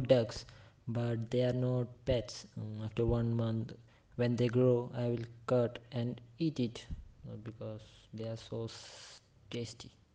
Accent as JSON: {"language": "English", "country": "India", "also_born_or_lived": "Kerala", "said": "I am from India. So, I live in Kerala, it's a state in India."}